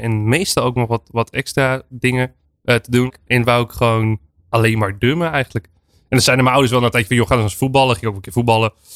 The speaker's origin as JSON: {"language": "Dutch", "region": "Friesland", "country": "Netherlands", "tie": "born or raised there", "said": "Ik ben in Friesland opge opgegroeid"}